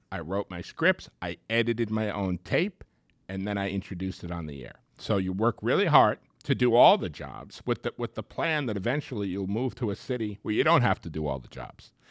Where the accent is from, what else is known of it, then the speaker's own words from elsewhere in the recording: Long Island, New York area, United States; moved away; growing up in the New York area